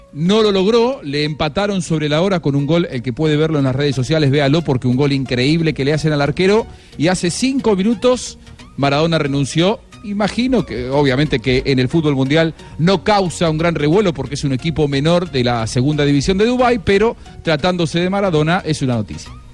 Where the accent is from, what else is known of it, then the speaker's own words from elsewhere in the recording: Argentina; Yo soy argentino